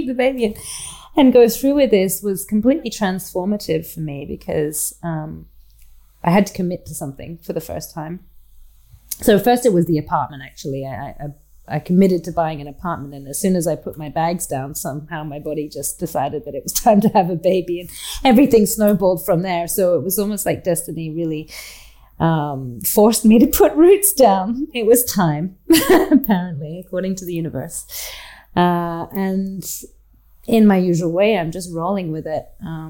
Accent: Australia; And that I didn't necessarily feel growing up in Australia because, well, despite being half British, I wasn't Australian, and I didn't identify with the land

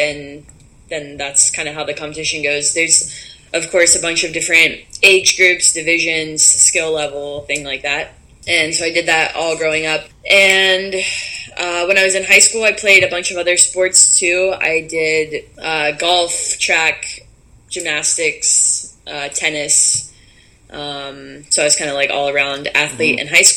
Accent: Columbus, Ohio, United States; moved away; also born or lived in Coral Gables, Florida; I grew up in Columbus, Ohio

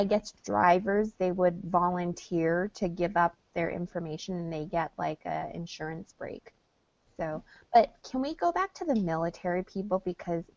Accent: New York, United States; New York

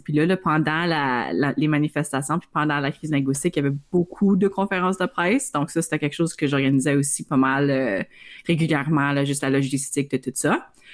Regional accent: Iroquois Falls, Ontario, Canada; je viens euh, du nord d'Ontario, fait que je viens de la petite ville d'Iroquois Falls

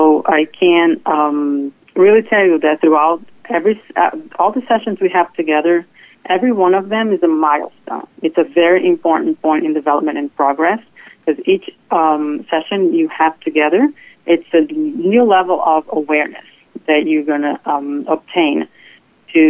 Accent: Brazil; moved away as an adult; now in Fort Lauderdale, United States; I was born and raised in Brazil, and I moved here to the United States about 15 years ago.

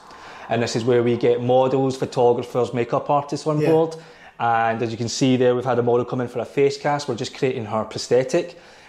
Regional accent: Kilmarnock, Scotland, United Kingdom; me growing up in Kilmarnock, being in a poor family

